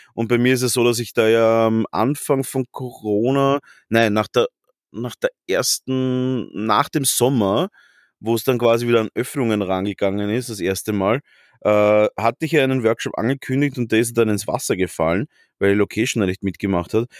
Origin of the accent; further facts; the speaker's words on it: Vienna, Austria; wie man als Wiener sagt